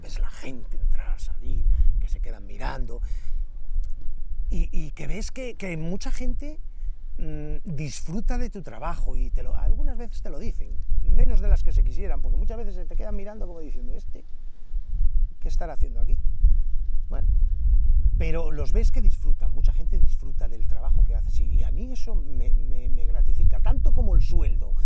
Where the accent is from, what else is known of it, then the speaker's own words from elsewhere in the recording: Astorga, Castile and León, Spain; yo me crié aquí me crié aquí porque vivía en San Andrés